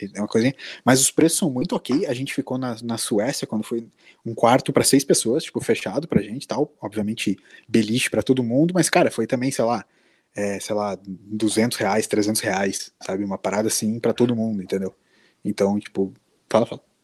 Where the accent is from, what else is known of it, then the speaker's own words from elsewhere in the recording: Brazil; a gente era brasileiro